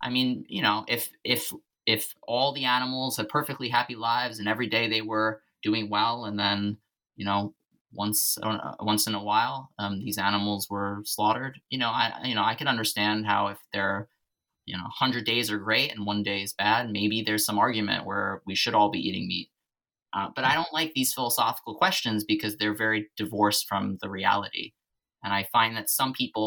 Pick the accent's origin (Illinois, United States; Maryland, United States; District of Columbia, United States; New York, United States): New York, United States; New York City; growing up in Staten Island